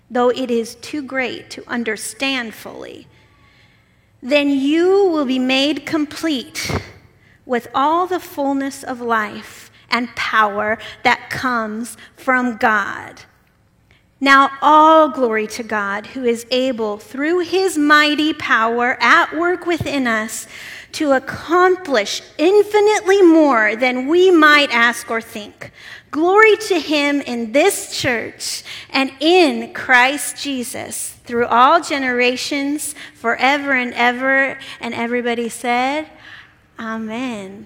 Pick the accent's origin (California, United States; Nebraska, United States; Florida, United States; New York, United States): Nebraska, United States; Omaha; moved away as an adult; also born or lived in Cochabamba, Bolivia; I'm a Nebraskan, born and raised in Omaha, Nebraska.